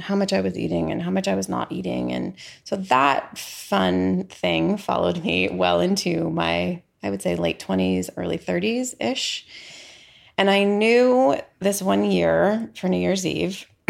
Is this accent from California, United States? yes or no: yes; San Diego, California, United States; also born or lived in San Francisco, California / Norman, Oklahoma; we moved back to California. And so I mostly grew up in San Diego.